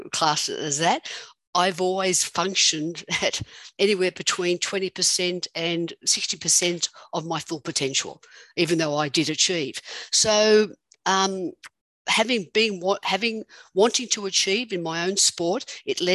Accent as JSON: {"language": "English", "country": "Australia", "moved": "yes", "lives_now": "United States", "said": "I'm an Australian living somewhere in America."}